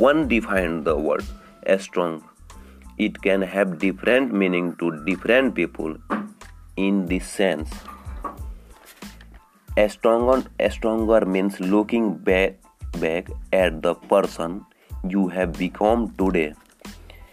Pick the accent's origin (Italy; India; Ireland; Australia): India; I am from India